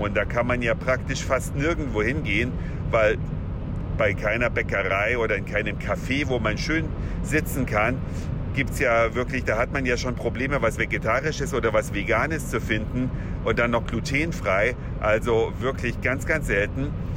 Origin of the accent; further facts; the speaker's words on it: western Saxony, Germany; moved away; meines gestrigen Abiturklassentreffens in meiner alten Heimat mitten in Westsachsen